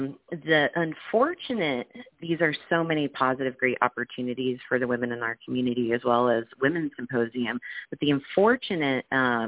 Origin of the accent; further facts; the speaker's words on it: California, United States; we're from Southern California, but we want to bring in an awareness and following to help all women